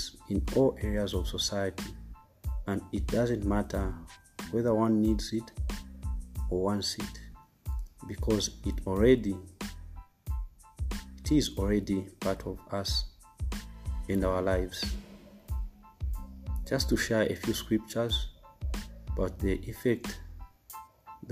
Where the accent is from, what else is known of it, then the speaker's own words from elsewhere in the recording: Zambia; I came from Zambia, Africa.